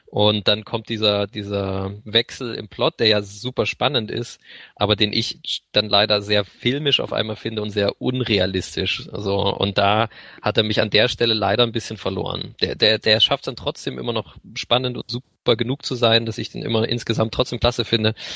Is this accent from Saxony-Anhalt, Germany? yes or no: no; Lübeck, Schleswig-Holstein, Germany; damals bin ich auch schon in Lübeck äh, zur Schule gegangen